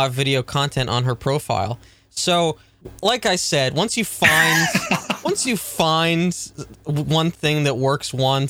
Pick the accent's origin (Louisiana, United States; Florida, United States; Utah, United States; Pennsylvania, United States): Pennsylvania, United States; Pittsburgh; I'm from Pittsburgh